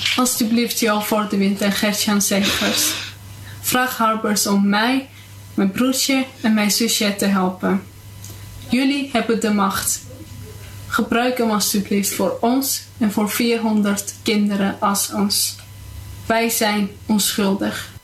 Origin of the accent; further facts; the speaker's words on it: Armenia; now in Netherlands; Ik kom oorspronkelijk uit Armenië.